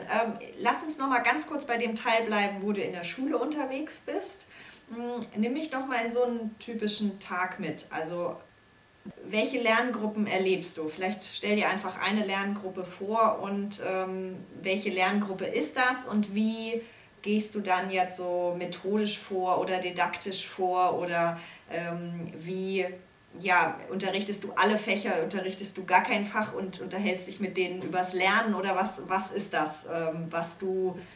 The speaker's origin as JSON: {"language": "German", "region": "Hesse", "country": "Germany", "lives_now": "Berlin, Germany", "said": "ich komme ja aus Hessen"}